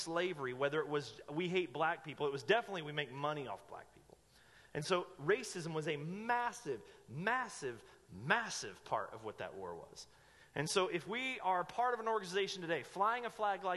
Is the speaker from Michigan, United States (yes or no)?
no; Asheville, North Carolina, United States; moved away as an adult; now in Medford, United States; in the city I grew up in Asheville, North Carolina